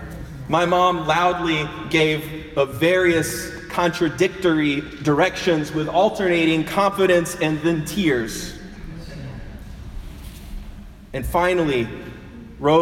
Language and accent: English; Thomasville, Georgia, United States; In Thomasville, there are many fine homes. That's my hometown.